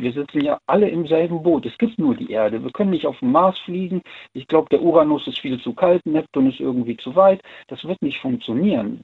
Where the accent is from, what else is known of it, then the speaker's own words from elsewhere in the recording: Siegburg, North Rhine-Westphalia, Germany; ich komme aus Siegburg